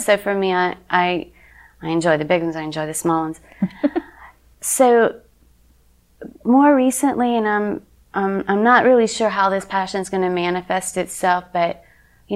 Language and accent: English; West Monroe, Louisiana, United States; moved away as an adult; also born or lived in Baton Rouge, Louisiana / New Iberia, Louisiana; now in Lafayette, United States; I grew up in West Monroe, Louisiana